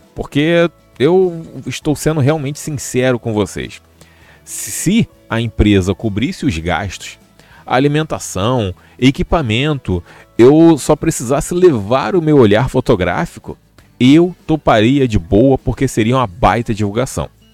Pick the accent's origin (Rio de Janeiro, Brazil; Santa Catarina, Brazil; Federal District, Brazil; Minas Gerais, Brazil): Rio de Janeiro, Brazil; eu já sou do Rio.